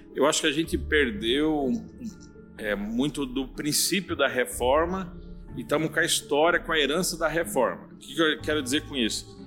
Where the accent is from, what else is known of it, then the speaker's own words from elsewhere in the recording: Joinville, Santa Catarina, Brazil; also born or lived in São Paulo; now in São José do Rio Preto, Brazil; eu sou um barriga verde, embora nasci em São Paulo, capital, mas cresci em Joinville, Santa e Bela Catarina.